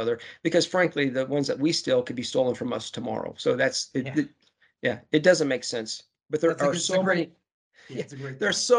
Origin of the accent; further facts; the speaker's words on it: Iowa, United States; now in Missouri, United States; I'm in Missouri. I'm from Iowa.